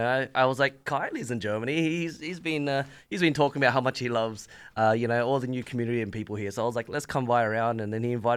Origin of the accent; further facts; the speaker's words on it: Sydney, New South Wales, Australia; moved away as an adult; now in Seattle, United States; I came from Seattle, but I'm born and raised in Sydney.